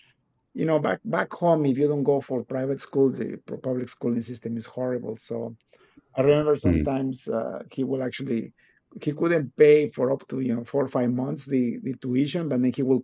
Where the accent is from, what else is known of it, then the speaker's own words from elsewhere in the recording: Guatemala City, Guatemala Department, Guatemala; now in Canada; I was born and raised in Guatemala City, Guatemala